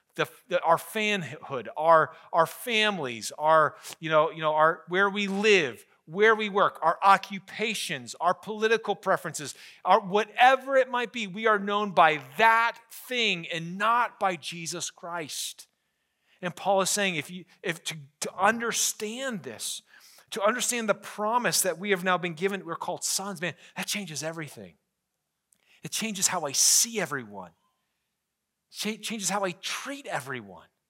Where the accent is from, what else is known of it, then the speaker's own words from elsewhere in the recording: Scranton, Pennsylvania, United States; I'm from Scranton